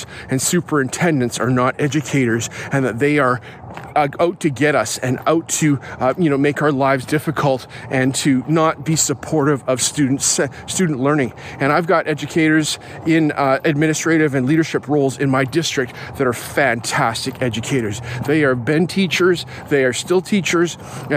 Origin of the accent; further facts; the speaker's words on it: Calgary, Alberta, Canada; I grew up in Alberta, in Calgary